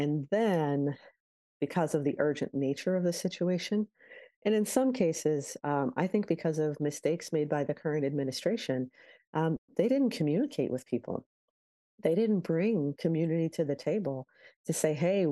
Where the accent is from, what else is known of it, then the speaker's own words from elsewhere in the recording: Chicago, Illinois, United States; as a Chicagoan or as an Illinoisan